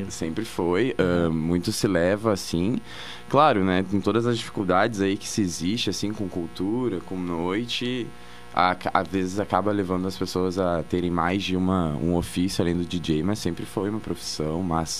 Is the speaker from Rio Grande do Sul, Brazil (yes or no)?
yes; Porto Alegre, Rio Grande do Sul, Brazil; moved away as an adult; now in Pelotas, Brazil; Sou de Porto Alegre.